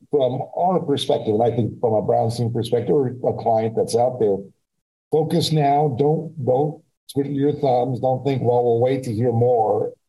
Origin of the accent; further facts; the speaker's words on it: Alaska, United States; my home state I represented, you know, Dillingham, Alaska, way out in the western part of Alaska, a few thousand people live out there